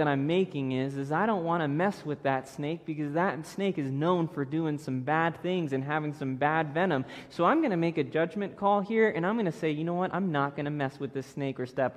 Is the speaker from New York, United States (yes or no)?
no; Florida, United States; moved away; I grew up in Florida.